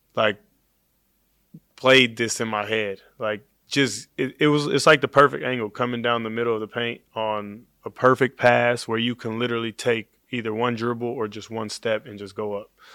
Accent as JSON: {"language": "English", "town": "Oakland", "region": "California", "country": "United States", "tie": "born or raised there", "said": "I grew up in Oakland"}